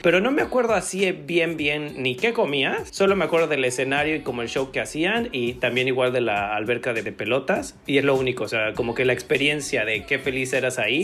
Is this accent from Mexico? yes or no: yes; Mexico City, Mexico; somos de Ciudad de México